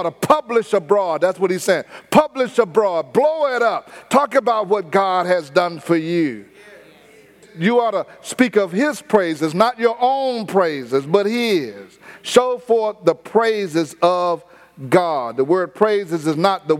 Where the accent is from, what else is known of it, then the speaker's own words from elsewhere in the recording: Houston, Texas, United States; I didn't tell them I was from Fifth Ward.